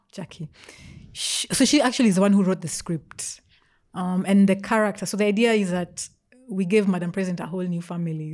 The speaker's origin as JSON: {"language": "English", "region": "Nairobi", "country": "Kenya", "tie": "born or raised there", "also_born_or_lived": "Australia / Meru", "said": "mostly grew up in Nairobi"}